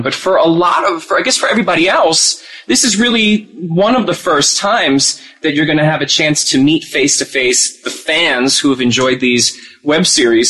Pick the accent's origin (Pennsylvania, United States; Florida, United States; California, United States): Pennsylvania, United States; Philadelphia; I'm from Philadelphia